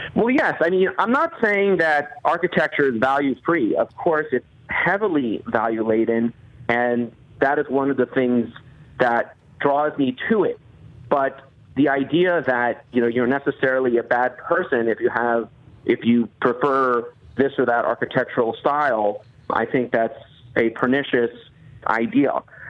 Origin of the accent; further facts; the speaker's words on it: outside Baltimore, Maryland, United States; where I grew up outside Baltimore